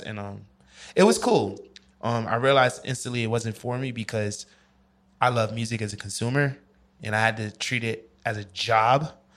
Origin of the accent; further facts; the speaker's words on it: New York, United States; moved away as an adult; I'm from New York.